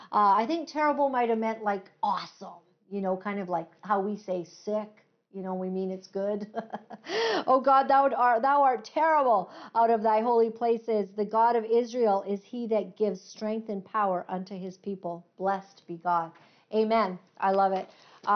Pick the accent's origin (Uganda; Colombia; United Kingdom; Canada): Uganda; born there; as I have missionary parents, and I was born in Uganda.